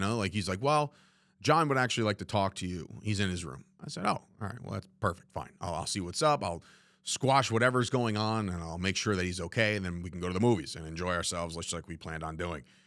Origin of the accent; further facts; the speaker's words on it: New Jersey, United States; three guys growing up in New Jersey